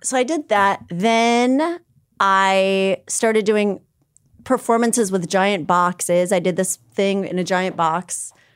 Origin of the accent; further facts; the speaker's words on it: New Hope, Minnesota, United States; I grew up in a town called New Hope